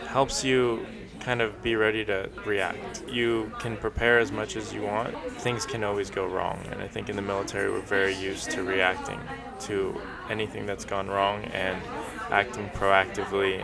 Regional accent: Colombia; now in New York, United States; I was born in Colombia, like you said, and I immigrated here to New York with my mom and my little brother

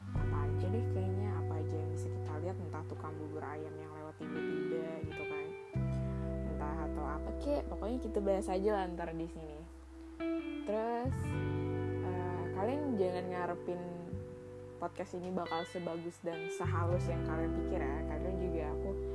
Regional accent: Samarinda, East Kalimantan, Indonesia; Aku asalnya dari Samarinda

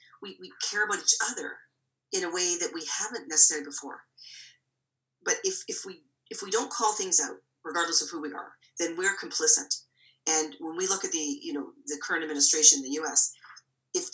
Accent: Toronto, Ontario, Canada; I'm born and raised in Toronto.

